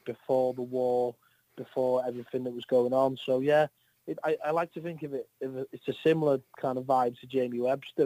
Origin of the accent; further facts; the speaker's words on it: North Wales, United Kingdom; I'm from North Wales